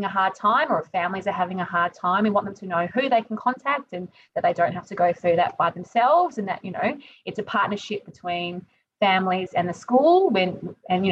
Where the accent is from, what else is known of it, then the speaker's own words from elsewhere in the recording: Melbourne, Victoria, Australia; moved away; I'm from Melbourne